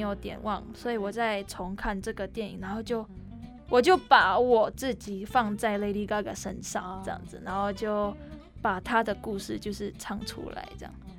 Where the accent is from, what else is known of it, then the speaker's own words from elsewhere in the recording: Indonesia; moved away as an adult; also born or lived in Taiwan; now in Tainan, Taiwan; 我来自印尼，我是现在，在南台刘英